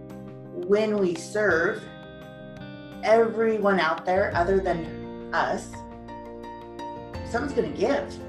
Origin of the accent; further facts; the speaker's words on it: Colorado, United States; I grew up in Colorado